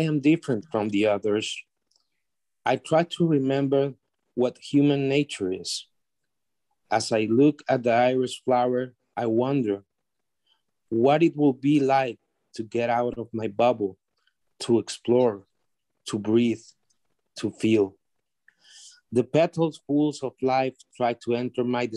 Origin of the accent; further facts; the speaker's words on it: Honduras; I am from Honduras, Central America